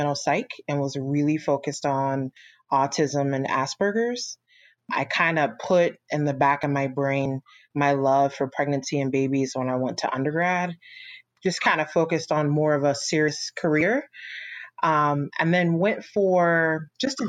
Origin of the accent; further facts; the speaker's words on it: Orange County, California, United States; I was raised in Orange County, California